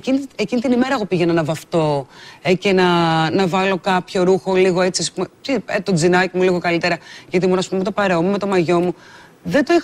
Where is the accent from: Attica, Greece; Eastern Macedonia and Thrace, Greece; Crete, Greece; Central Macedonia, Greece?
Central Macedonia, Greece; Nea Nikomideia; είμαι 30 χρονών και είμαι από τη Νέα Νικομίδια Εμαθίας.